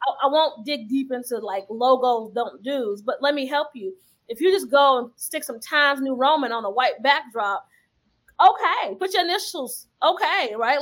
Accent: Chicago, Illinois, United States; I'm from Chicago

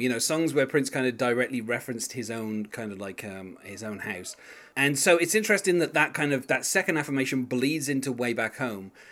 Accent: England, United Kingdom; being English like myself

